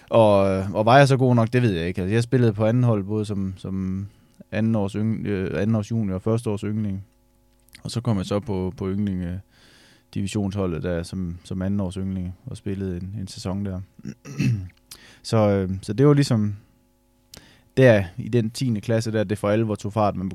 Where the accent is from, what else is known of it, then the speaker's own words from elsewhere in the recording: Skive, Central Denmark Region, Denmark; kommer fra Skive af.